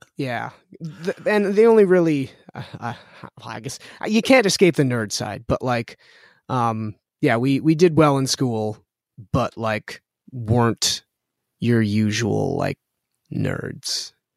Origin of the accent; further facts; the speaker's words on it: Winnipeg, Manitoba, Canada; I was born and raised here with my brother